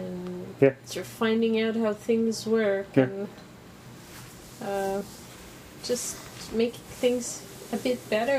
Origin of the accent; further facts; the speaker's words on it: Canada; I'm from Canada.